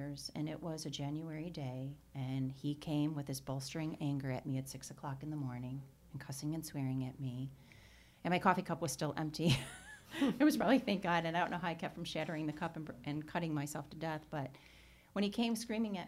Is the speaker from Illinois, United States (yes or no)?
yes; Chicago, Illinois, United States; I was born and raised Irish Catholic in Chicago